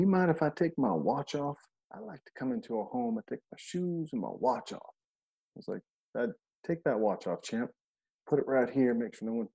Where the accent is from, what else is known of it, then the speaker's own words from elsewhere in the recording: Montana, United States; I'm from Montana